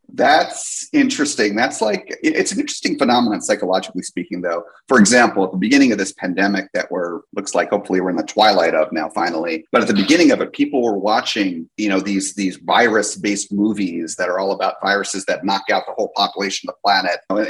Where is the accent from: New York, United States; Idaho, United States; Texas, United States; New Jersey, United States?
New Jersey, United States; moved away; also born or lived in California; I grew up in New Jersey